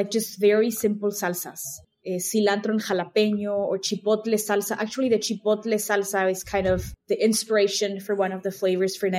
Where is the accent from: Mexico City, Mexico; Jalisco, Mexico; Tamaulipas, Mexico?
Mexico City, Mexico; first language Spanish; English is a second language; moved away as an adult; also born or lived in Wilmington, Delaware; now in Chicago, United States; I grew up in Mexico City